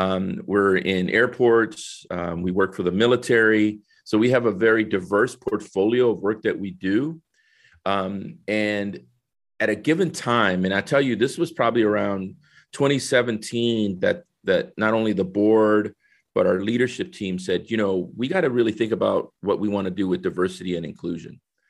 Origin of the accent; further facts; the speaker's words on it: San Salvador, El Salvador; moved away; I think originally I'm from San Salvador, El Salvador, right? Came in 1969 to New Orleans.